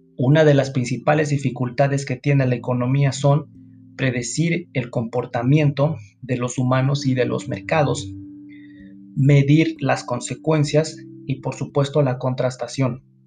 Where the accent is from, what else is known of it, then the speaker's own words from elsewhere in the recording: Mexico; nosotros como mexicanos